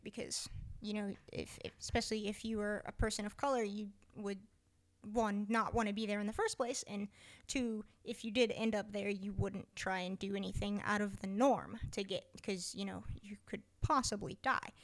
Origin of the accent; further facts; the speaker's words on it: United States; we're American